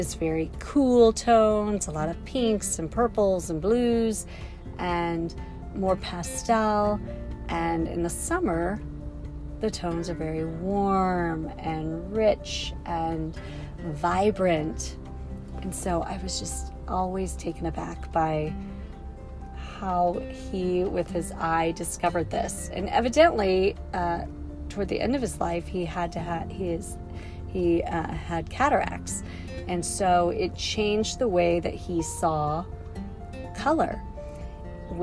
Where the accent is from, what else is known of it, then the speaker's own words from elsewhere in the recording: West Yellowstone, Montana, United States; now in Kansas City, United States; Hayden Valley right near my hometown of West Yellowstone